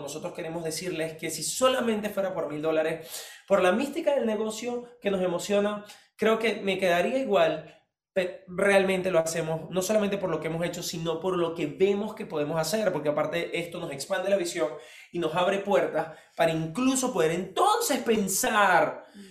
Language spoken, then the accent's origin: Spanish; Venezuela; vine de Venezuela